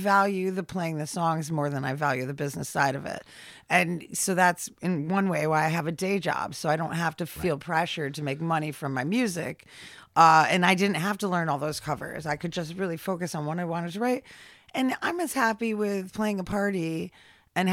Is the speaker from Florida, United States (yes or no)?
no; Troy, New York, United States; I grew up in the Troy School District in Lansingburg